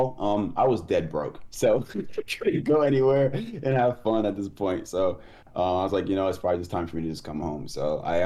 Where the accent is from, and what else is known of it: United States